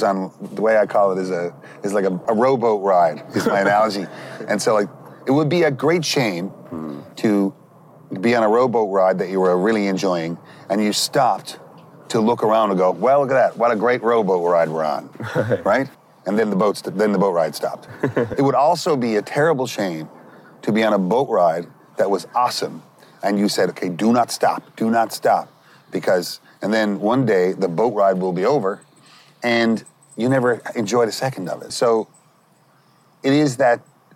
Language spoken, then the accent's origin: English; Petty Harbour, Newfoundland and Labrador, Canada; growing up in Petty Harbour when I was a kid